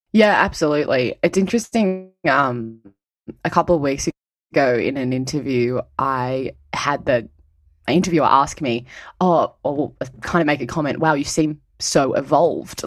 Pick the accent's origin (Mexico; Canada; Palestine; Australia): Australia; Cronulla, New South Wales; I was born and raised on Darawa country, south of Sydney, in an area that you'd probably know as Cronulla.